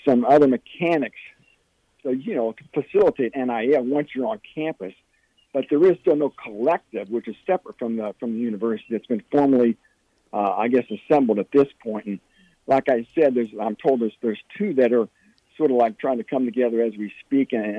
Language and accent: English; West Lafayette, Indiana, United States; I grew up in West Lafayette.